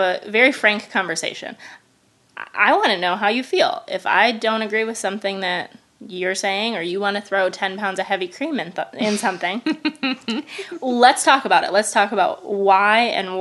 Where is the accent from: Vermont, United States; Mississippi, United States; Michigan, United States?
Michigan, United States; moved away as an adult; now in Indiana, United States; I'm from Michigan originally.